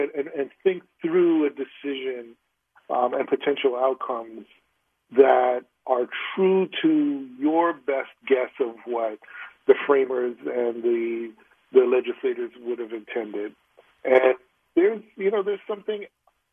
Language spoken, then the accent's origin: English; New York City, New York, United States; I'm from the Bronx